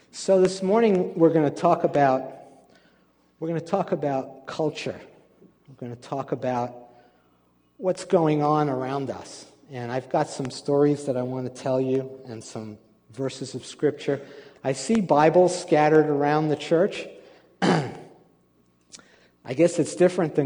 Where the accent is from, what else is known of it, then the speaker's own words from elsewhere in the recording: New York, United States; I was born and raised in a Jewish family in New York